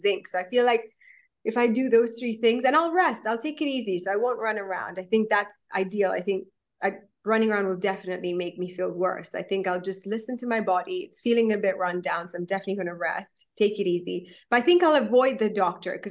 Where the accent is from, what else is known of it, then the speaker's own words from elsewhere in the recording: Kenya; I'm a Kenyan Indian. So I was, I'm Indian, but raised in Kenya, East Africa.